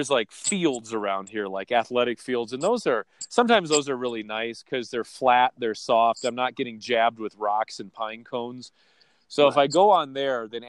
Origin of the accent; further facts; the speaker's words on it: Wisconsin, United States; moved away; also born or lived in Manhattan Beach, California; I grew up mainly in Wisconsin